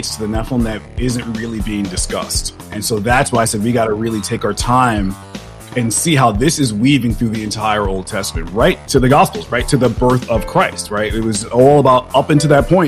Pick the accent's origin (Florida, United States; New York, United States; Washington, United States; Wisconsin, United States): New York, United States; moved away as an adult; now in Dallas, United States; I was born and raised in New York. I lived in New York all my life, but I moved to Dallas a few years ago